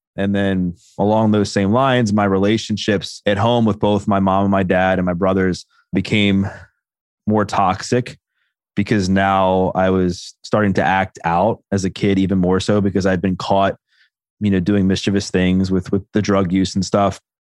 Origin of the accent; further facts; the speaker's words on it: Baltimore, Maryland, United States; I grew up in Baltimore